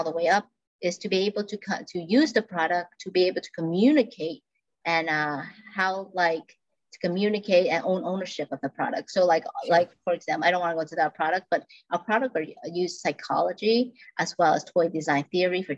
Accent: Vietnam; moved away; I'm from Vietnam

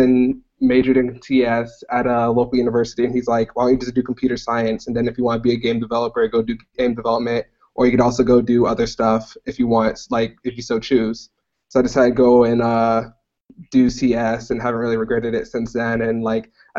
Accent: Myrtle Beach, South Carolina, United States; now in Austin, United States; My hometown is Myrtle Beach, South Carolina, but right now I'm living in Austin, Texas

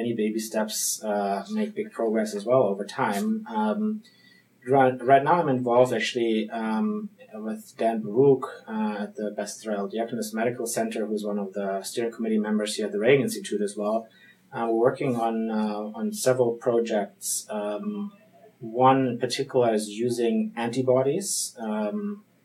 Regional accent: Frankfurt, Hesse, Germany; accent: German; English is a second language; moved away as an adult; also born or lived in Munich, Germany / Switzerland; now in Boston, United States; I'm from Germany. This is where I'm born, in Frankfurt

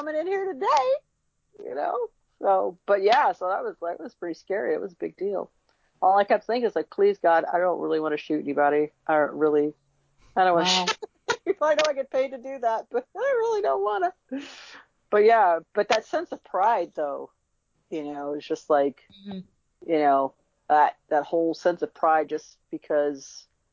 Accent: Chicago, Illinois, United States; I was born in Chicago

